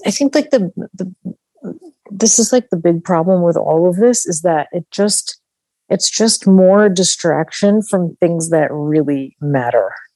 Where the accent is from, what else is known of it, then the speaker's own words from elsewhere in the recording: Long Island, New York, United States; moved away; also born or lived in Midwest; growing up in New York, I definitely thought that because I grew, you know, grew up on Long Island